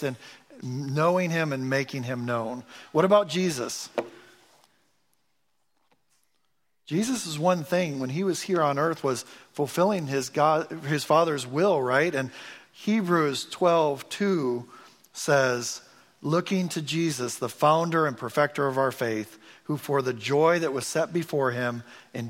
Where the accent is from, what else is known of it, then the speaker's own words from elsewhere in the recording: Michigan, United States; I'm from Michigan, so I'm a Detroit Pistons fan